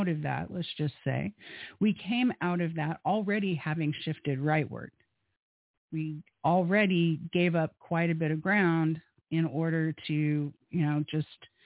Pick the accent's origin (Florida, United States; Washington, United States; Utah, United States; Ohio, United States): Florida, United States; Space Coast; growing up on the Space Coast